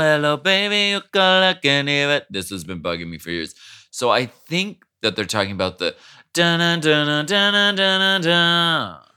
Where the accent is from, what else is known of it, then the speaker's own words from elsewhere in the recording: Erie, Pennsylvania, United States; also born or lived in New Hampshire; I was born in New Hampshire